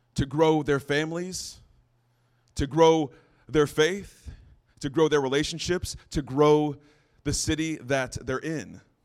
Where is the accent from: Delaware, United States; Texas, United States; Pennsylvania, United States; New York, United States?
Texas, United States; San Antonio; also born or lived in Santa Fe, New Mexico; I was born in Santa Fe, New Mexico, lived in New Mexico until I was around nine or ten, and then we moved to San Antonio, Texas. So I did a lot of my growing and learning and a lot of my mistakes in Texas